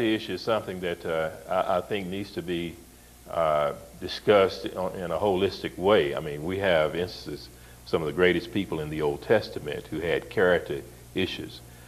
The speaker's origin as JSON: {"language": "English", "town": "Odessa", "region": "Texas", "country": "United States", "tie": "born or raised there", "said": "growing up in Odessa, Texas, far west Texas"}